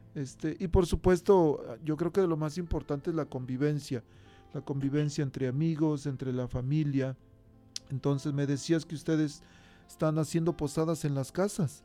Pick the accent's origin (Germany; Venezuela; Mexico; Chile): Mexico; now in United States; en México, pues allá con trabajos tenemos para un foquito.